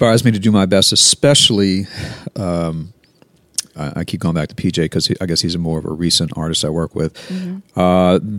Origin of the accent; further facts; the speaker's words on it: Baton Rouge, Louisiana, United States; also born or lived in New Orleans; Born in New Orleans, but grew up in Baton Rouge.